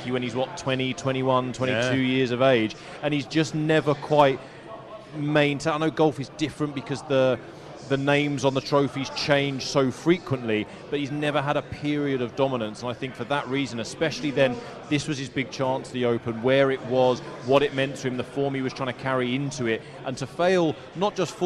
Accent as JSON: {"language": "English", "region": "England", "country": "United Kingdom", "tie": "born or raised there", "moved": "yes", "lives_now": "Dubai, United Arab Emirates", "said": "I'm British, I grew up in England"}